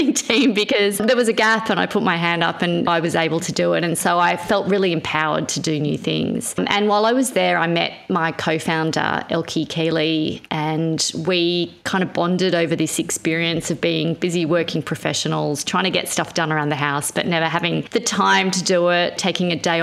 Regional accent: New South Wales, Australia; also born or lived in Israel; when we landed in Australia

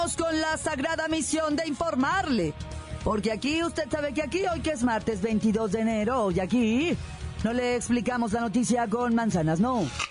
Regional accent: Mexico; los ciudadanos mexicanos

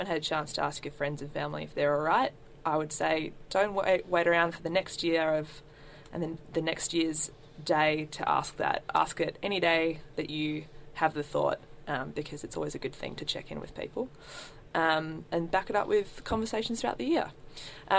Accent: Western Australia, Australia; I am from Western Australia

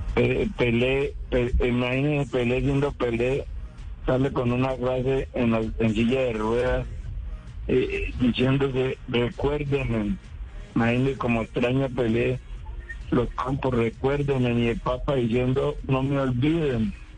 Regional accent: Puerto Tejada, Cauca, Colombia; Estoy en Puerto Tejada. Yo vivo en mi pueblo

